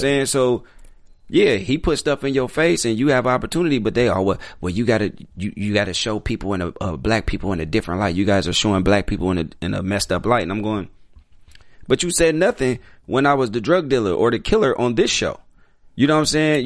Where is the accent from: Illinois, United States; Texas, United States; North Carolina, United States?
Illinois, United States; Chicago; I'm from Chicago, so I grew up in an all black neighborhood